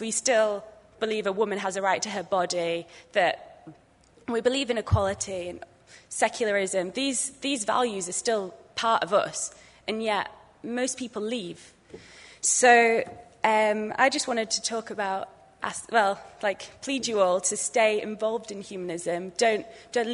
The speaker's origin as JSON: {"language": "English", "region": "England", "country": "United Kingdom", "said": "I'm from England"}